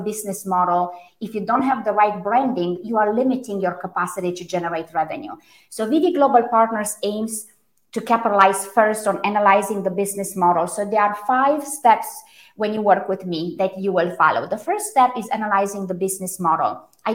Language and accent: English; Romania; first language Romanian; English is a second language; moved away; also born or lived in Germany; So Romanian, I was born in Romania. German was my second language